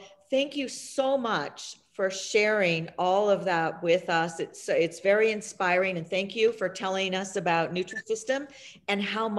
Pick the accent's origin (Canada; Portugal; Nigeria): Canada; I'm Canadian.